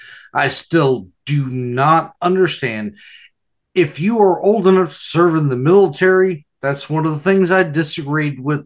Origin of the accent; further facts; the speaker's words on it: United States; also born or lived in California / Nevada; I grew up in California and Nevada